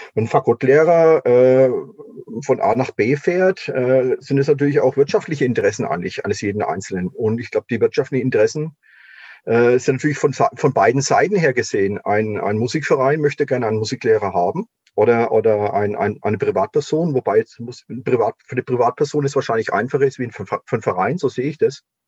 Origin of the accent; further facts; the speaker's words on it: near Würzburg, Bavaria, Germany; ich bin ja aufgewachsen letztendlich in der Nähe von Würzburg in Pfalzöchheim